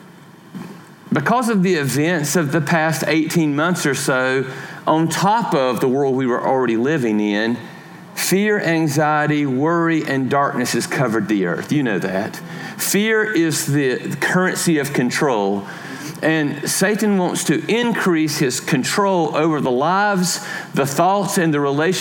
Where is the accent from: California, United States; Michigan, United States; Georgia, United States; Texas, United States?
Georgia, United States; I am from Georgia